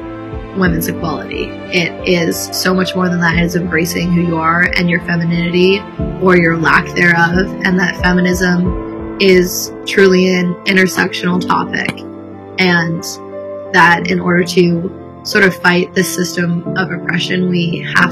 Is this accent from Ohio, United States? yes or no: no; Hilton Head, South Carolina, United States; I'm from Hilton Head, South Carolina.